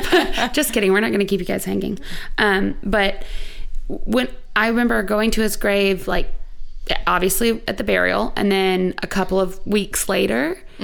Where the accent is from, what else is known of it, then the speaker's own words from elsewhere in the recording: Waycross, Georgia, United States; I'm from Waycross.